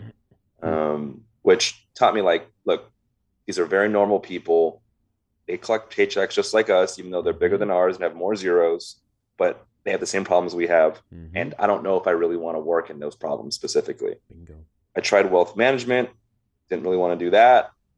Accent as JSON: {"language": "English", "town": "Los Angeles", "region": "California", "country": "United States", "tie": "born or raised there", "said": "I was born and raised in the Valley here in LA. My family immigrated here from Vietnam."}